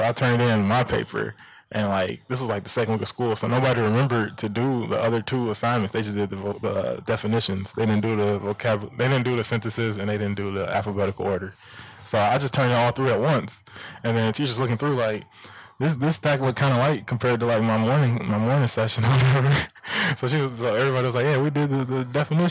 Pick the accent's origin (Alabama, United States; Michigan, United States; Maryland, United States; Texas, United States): Michigan, United States; Detroit; growing up in Detroit